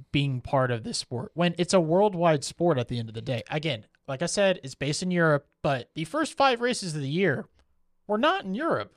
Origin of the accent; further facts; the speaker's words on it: United States; as an American